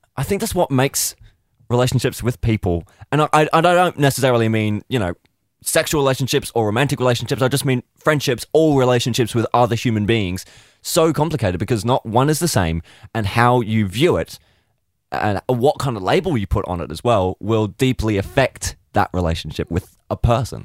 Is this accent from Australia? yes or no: yes; Australia; also born or lived in United Kingdom; I have gr-, spent my entire life, for the most part, in Australia